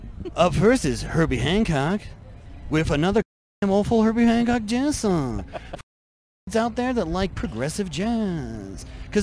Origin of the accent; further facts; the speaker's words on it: England, United Kingdom; moved away; I grew up in England